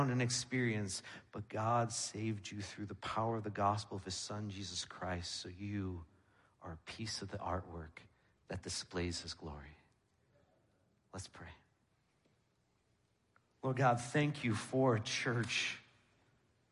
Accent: New York, United States; moved away; I'm from New York

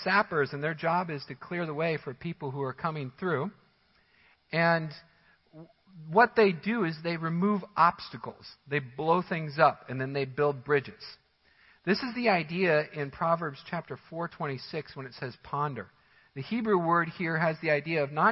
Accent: Missouri, United States; moved away; I come from the Missouri area

